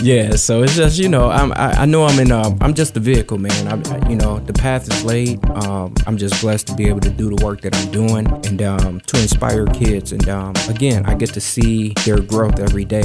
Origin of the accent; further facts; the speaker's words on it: Gary, Indiana, United States; now in Madison, United States; I come from Gary, Indiana come through a lot of poverty, man. Lived in a house with no heat, no water